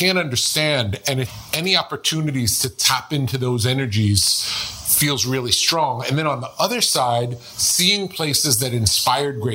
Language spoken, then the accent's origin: English; New York, United States; moved away; when I grew up in New York